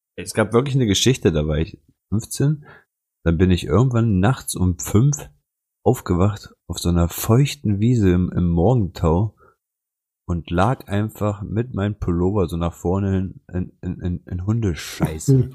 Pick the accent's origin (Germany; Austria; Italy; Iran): Italy; moved away; wir als Kinder in Italien